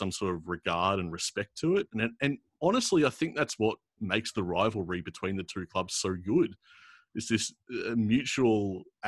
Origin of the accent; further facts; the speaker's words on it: Australia; growing up in Australia